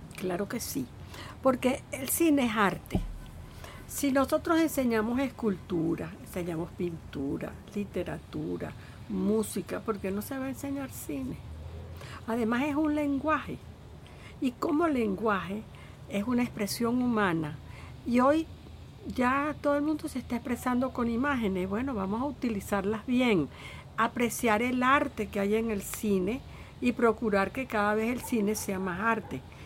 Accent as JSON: {"language": "Spanish", "country": "Venezuela"}